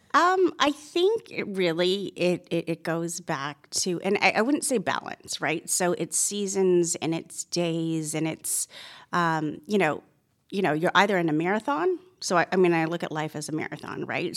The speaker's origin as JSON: {"language": "English", "town": "Toronto", "region": "Ontario", "country": "Canada", "tie": "born or raised there", "moved": "as an adult", "lives_now": "Georgia, United States", "said": "I was born and raised in Toronto, Canada"}